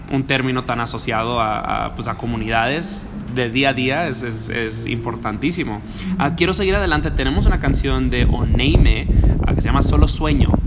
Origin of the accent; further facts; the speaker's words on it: Dominican Republic; now in United States; Yo me crié en la República Dominicana